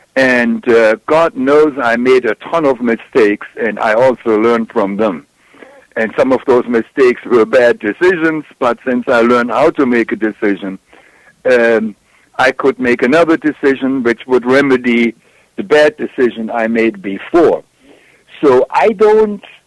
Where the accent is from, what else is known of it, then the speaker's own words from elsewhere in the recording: Germany; accent: German; English is a second language; now in United States; as you may tell from my accent, I'm German, and that's where I grew up